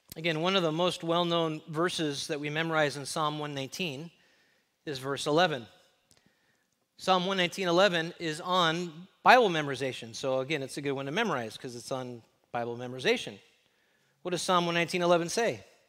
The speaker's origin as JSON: {"language": "English", "town": "Los Angeles", "region": "California", "country": "United States", "tie": "born or raised there", "moved": "yes", "lives_now": "Texas, United States", "said": "I grew up in the mean streets of L"}